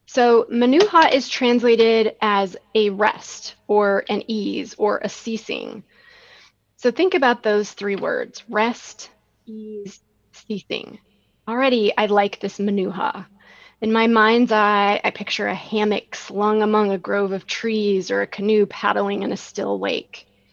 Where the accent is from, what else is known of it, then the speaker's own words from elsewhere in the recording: Rockford, Illinois, United States; hiking around all the nature preserves in Rockford, Illinois, my hometown